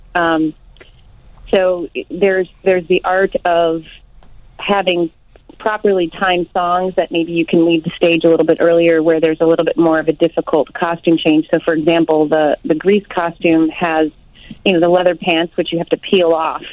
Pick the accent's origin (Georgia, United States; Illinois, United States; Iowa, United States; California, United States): Illinois, United States; Arlington Heights; I grew up in Arlington Heights when it was kind of a small town